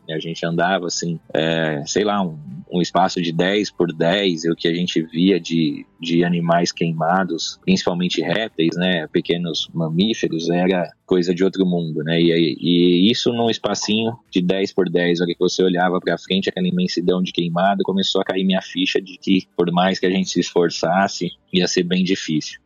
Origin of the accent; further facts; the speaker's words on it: São Paulo, Brazil; Eu sou de São Paulo